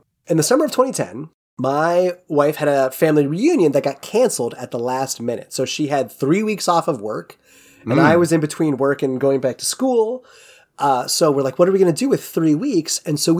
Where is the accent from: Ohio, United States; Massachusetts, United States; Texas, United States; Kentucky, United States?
Ohio, United States; growing up in the Midwest in Ohio